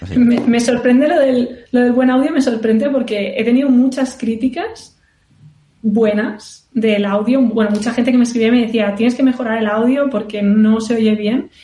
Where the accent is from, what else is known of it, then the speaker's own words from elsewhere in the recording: Barcelona, Catalonia, Spain; moved away as an adult; also born or lived in Indiana, United States / California, United States; ahora soy de Barcelona y ahora estoy en Barcelona.